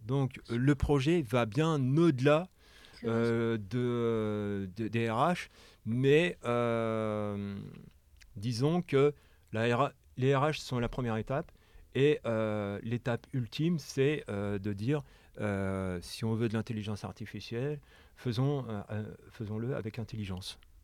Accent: France; moved away as an adult; now in Quebec, Canada; en tant que Français

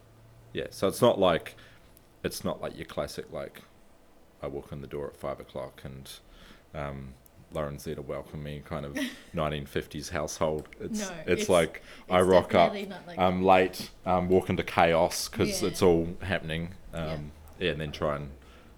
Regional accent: New Zealand; moved away; I'm from New Zealand

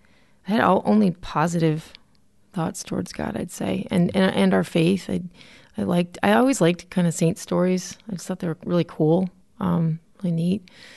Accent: Connecticut, United States; So I grew up in Connecticut, oldest of four, pretty much an entrenched cradle Catholic church family

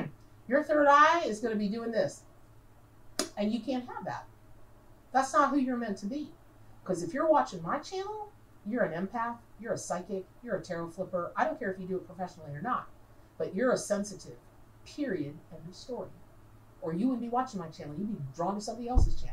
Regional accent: Dunnellon, Florida, United States; I grew up in Denellen, Florida.

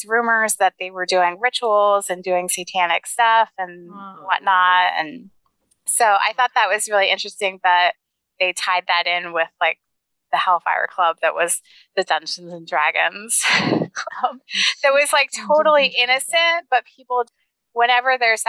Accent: Pennsylvania, United States; I am from Pennsylvania

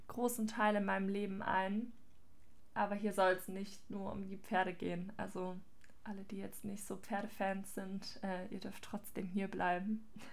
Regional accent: near Ludwigsburg, Baden-Württemberg, Germany; ich bin aufgewachsen auf einem Hof in der Gegend von Ludwigsburg

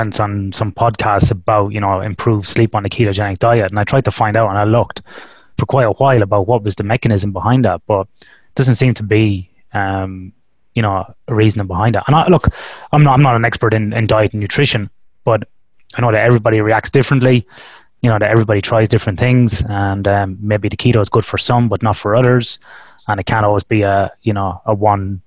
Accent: Ireland; now in Western Australia, Australia; growing up in Ireland, where you don't get a lot of it

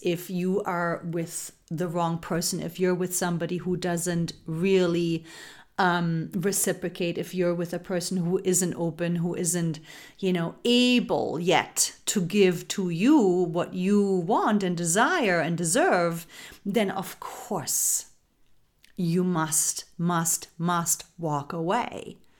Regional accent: Germany; growing up in Germany. This is where I grew up. Um, I was raised and born there.

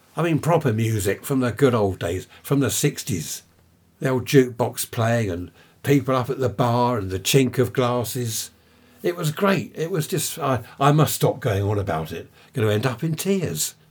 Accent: United Kingdom; we're British.

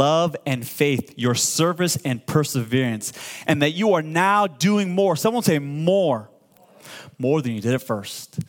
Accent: Iran; now in United States; I'm from Iran, born and raised.

